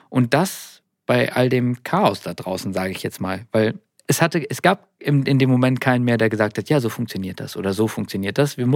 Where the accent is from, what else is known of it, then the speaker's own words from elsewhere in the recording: Nordhorn, Lower Saxony, Germany; ich komme aus Nordhorn